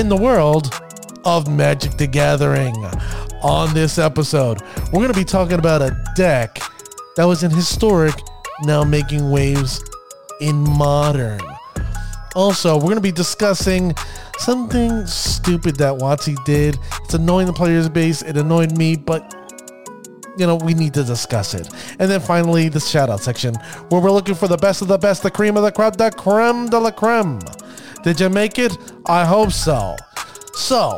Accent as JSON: {"language": "English", "town": "Orlando", "region": "Florida", "country": "United States", "tie": "born or raised there", "moved": "yes", "lives_now": "New Jersey, United States", "said": "As a Florida native, a person that was born and raised in Florida, Orlando to be specific"}